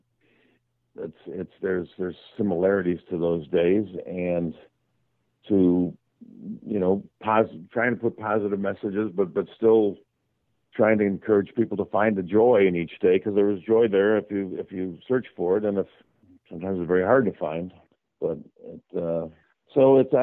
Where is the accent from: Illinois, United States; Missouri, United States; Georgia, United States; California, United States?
Illinois, United States; Chicago; I grew up in the South Side of Chicago